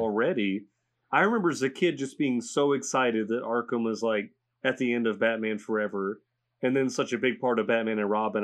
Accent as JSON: {"language": "English", "country": "United States", "said": "as an American"}